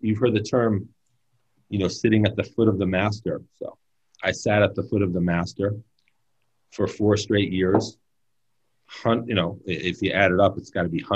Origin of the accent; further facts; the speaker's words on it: New York City, New York, United States; now in California, United States; I'm born and raised in New York City. I'm from Brooklyn, New York